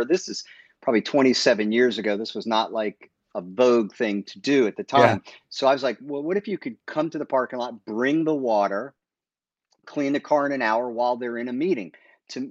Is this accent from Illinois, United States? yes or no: no; Maryland, United States; also born or lived in Bronx, New York / Pennsylvania; Most of my remembering was, you know, through high school and middle school in Maryland